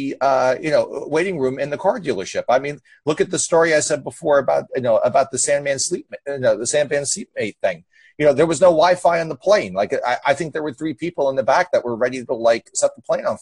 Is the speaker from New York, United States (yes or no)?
no; New Jersey, United States; I'm from Jersey